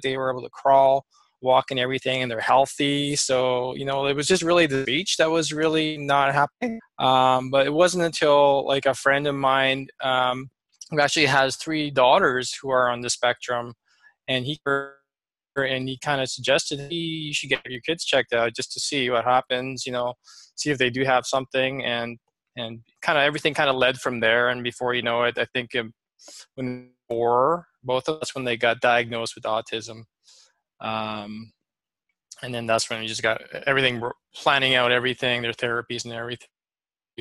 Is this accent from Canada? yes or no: yes; Lower Mainland, British Columbia, Canada; also born or lived in Philippines; I was born in the Philippines and kind of came to Canada when I was around 6 or 7. So I grew up in the lower end BC here.